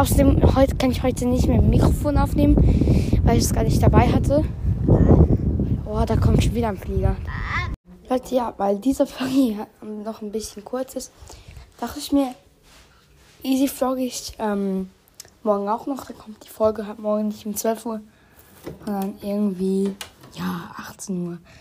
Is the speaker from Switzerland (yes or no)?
yes; Uster, Zurich, Switzerland; Direkt aus meinem Heimat. Also wir müssen ja, wir wohnen in Uster